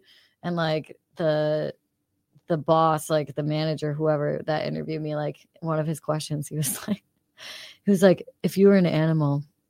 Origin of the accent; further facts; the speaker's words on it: Queensbury, New York, United States; I'm from Queensbury, which is like right near there.